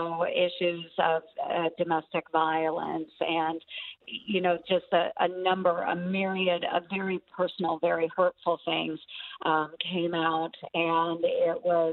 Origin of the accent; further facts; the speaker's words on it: Southwest rural Iowa, United States; the people I grew up with in Southwest rural Iowa